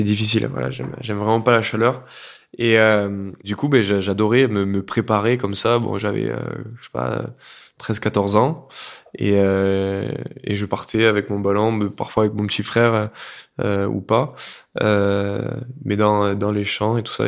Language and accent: French; Lot, half an hour from Cahors, Occitania, France; now in Pau, France; j'ai grandi du coup dans le Lot à une demi-heure de Cahors